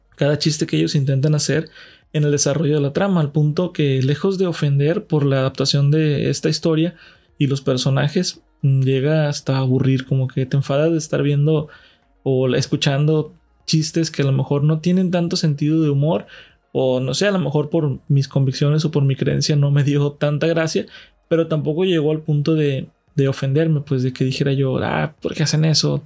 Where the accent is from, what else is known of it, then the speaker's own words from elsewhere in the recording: Mexico; de México, de donde soy residente